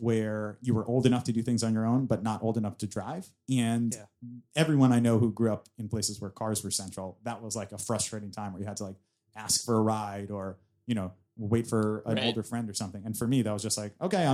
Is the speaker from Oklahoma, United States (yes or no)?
no; New York City, New York, United States; I grew up here in New York